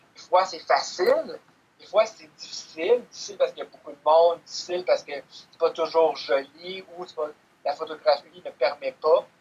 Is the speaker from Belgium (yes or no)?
no; Canada; je viens du Canada